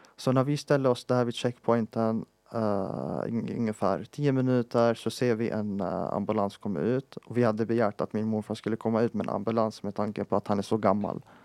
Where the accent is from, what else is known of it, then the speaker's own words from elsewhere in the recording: Palestine; moved away; vi som palestinier